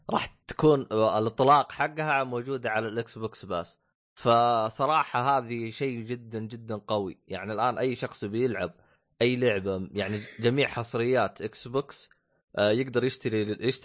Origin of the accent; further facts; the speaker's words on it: Saudi Arabia; بالسوق عندنا بالسعوديه